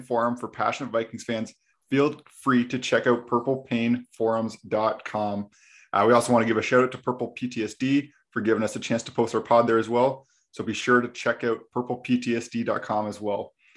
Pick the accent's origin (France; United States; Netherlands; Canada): Canada; we're actually both from Canada.